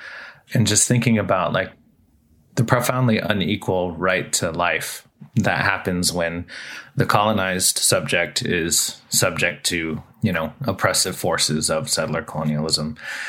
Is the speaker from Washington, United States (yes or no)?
yes; Taholah, Washington, United States; I'm Quinault from Tohola on the mouth of the Quinault River.